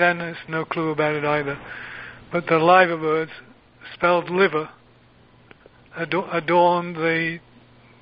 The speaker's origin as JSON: {"language": "English", "town": "Huddersfield", "region": "Yorkshire and the Humber", "country": "United Kingdom", "tie": "born or raised there"}